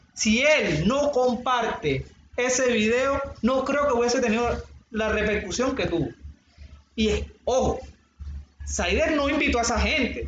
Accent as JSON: {"language": "Spanish", "town": "Cartagena", "region": "Bolívar", "country": "Colombia", "said": "somos todos los cartageneros"}